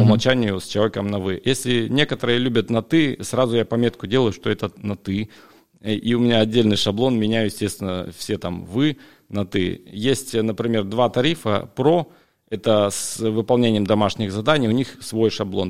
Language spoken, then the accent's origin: Russian; Siberia, Russia; also born or lived in Jacksonville, Florida, United States; в моей Сибири, в родной, там, где у меня родители